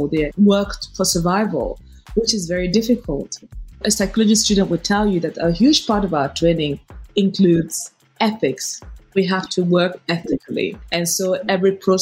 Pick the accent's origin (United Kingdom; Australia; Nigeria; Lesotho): Nigeria; I become even prouder of being a Nigerian